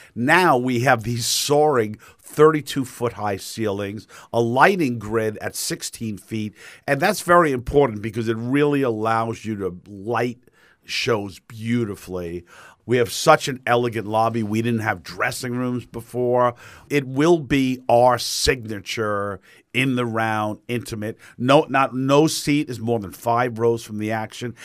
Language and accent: English; New York, United States; moved away as an adult; now in Fort Myers, United States; as a New Yorker